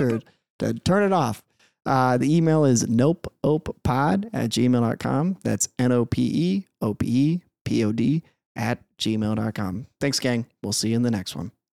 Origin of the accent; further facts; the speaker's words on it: Peoria, Illinois, United States; now in Minnesota, United States; Grew up in Peoria, Illinois.